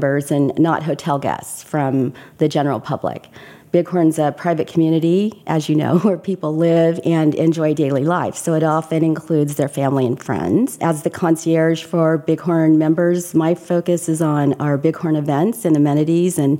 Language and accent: English; Southern California, United States; also born or lived in Corpus Christi, Texas; I grew up in Southern California